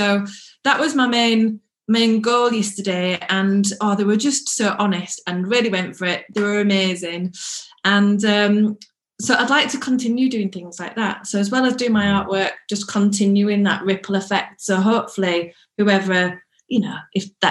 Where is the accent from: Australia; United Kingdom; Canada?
United Kingdom; Leeds, Yorkshire and the Humber; moved away as an adult; also born or lived in Manchester; now in Salford, United Kingdom; I'm originally from Leeds and then I came to Manchester to do my degree and then fell in love and then never left